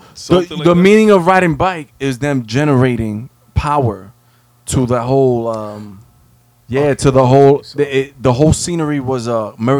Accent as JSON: {"language": "English", "country": "Jamaica", "said": "I'm Jamaican. I got mad jobs."}